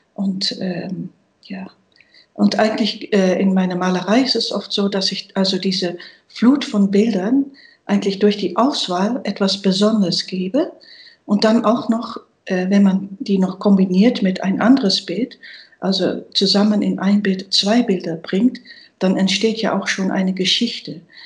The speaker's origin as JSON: {"language": "German", "country": "Netherlands", "tie": "born or raised there", "second_language": "German", "moved": "yes", "said": "Ich bin gebürtige Niederländerin."}